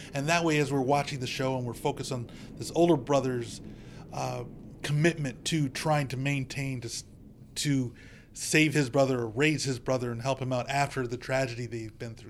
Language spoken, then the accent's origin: English; United States; as an American